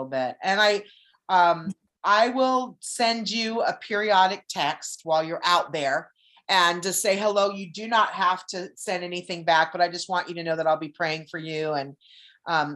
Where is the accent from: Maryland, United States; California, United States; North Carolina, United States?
California, United States; moved away; also born or lived in Arizona; I'm from California, and I've been going there since I was little